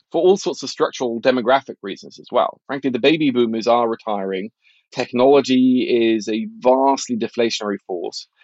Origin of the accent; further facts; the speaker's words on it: Norway; I grew up in Norway in the eighties, when inflation was crazy high